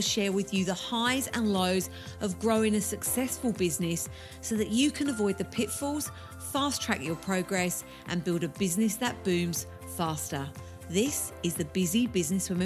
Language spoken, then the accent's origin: English; England, United Kingdom; I'm English too.